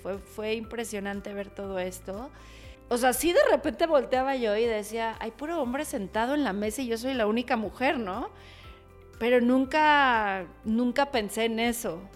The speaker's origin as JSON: {"language": "Spanish", "region": "Mexico City", "country": "Mexico", "tie": "born or raised there", "said": "Soy originaria de Ciudad de México"}